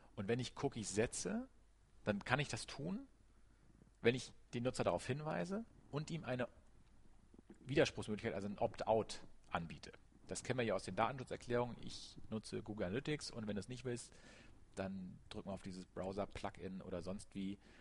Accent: Germany; wir als Deutsche oder auch als Europäer

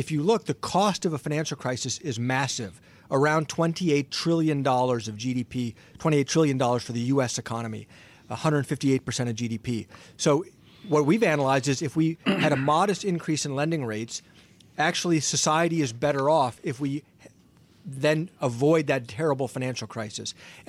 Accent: Ohio, United States; Listen, unfortunately, I was born and raised in Ohio, and I'm unfortunately a lifelong Browns fan.

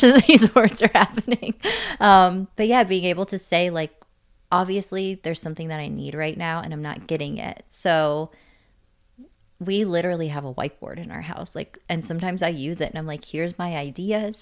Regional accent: Canada; moved away; I was born in Canada

